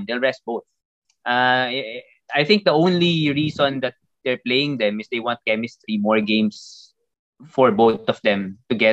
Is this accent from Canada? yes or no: no; Philippines; we are from the Philippines.